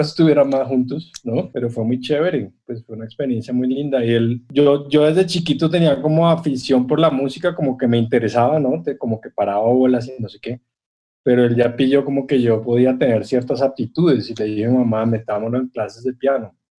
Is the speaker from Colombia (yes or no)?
yes; Bogotá, Colombia; yo no soy caribe, yo soy un, rolo, ¿no? De acá la montaña y el páramo, y el frío